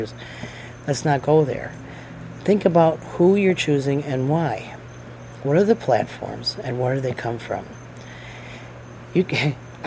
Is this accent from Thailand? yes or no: no; United States; as an American, as a worker, as a Marine, all the things that I am